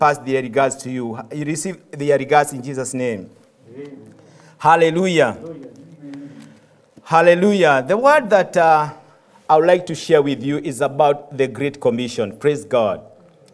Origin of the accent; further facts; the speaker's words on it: Kenya; moved away as an adult; I'm from Kenya. I have been a pastor for 14 years in Kenya